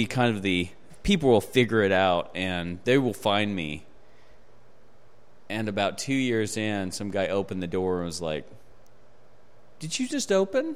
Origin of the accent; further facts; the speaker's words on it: Juneau, Alaska, United States; moved away; I'm from Alaska originally